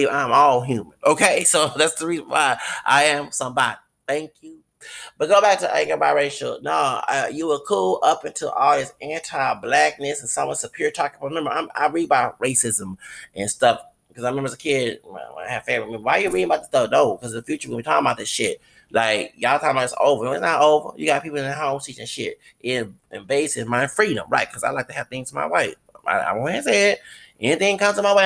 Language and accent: English; the South, United States; I'm from the South